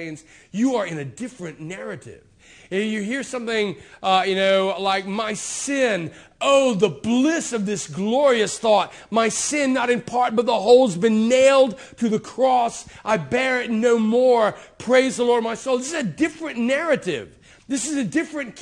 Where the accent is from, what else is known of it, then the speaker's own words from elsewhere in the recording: United States; I was raised, I'm an American